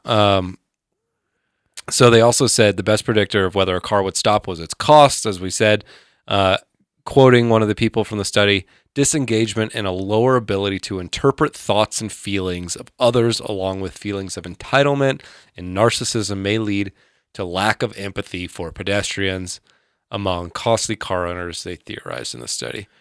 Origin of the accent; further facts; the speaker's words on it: Georgia, United States; I grew up in Georgia pre-internet